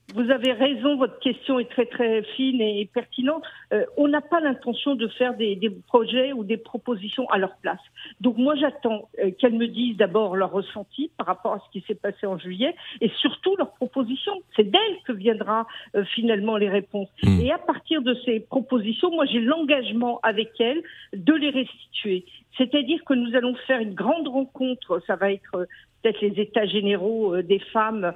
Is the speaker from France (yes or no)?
yes; France; also born or lived in Paris; nous, en tant que Français